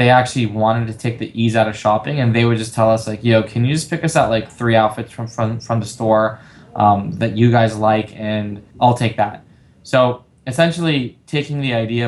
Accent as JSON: {"language": "English", "town": "Los Angeles", "region": "California", "country": "United States", "tie": "born or raised there", "said": "I'm born and raised in LA. I come from a Latin family. I grew up here my entire life"}